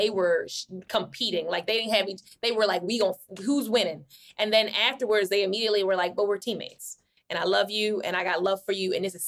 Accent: Baltimore, Maryland, United States; I'm from Baltimore

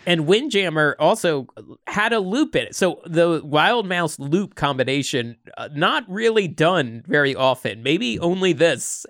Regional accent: East Coast, United States; moved away; I grew up on the East Coast

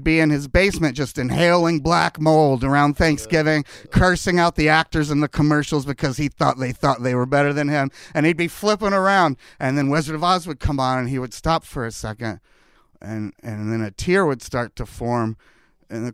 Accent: Kentucky, United States; now in Los Angeles, United States; I grew up in Kentucky

